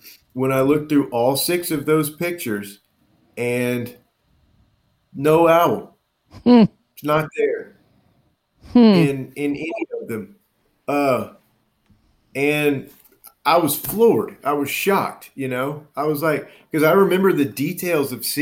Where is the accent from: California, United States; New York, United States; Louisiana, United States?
Louisiana, United States; Baton Rouge; moved away; my hometown of Baton Rouge